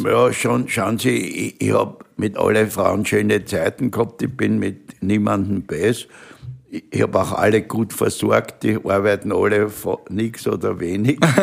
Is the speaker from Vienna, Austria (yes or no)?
yes; Vienna, Austria; bin ein Wiener und ich bin stolz drauf